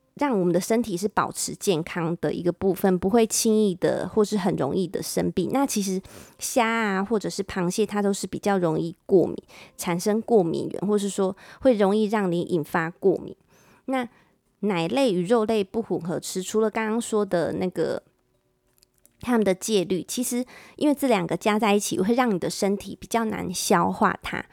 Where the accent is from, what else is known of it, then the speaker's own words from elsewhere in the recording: Taiwan; 翻成我们台湾人比较可以了解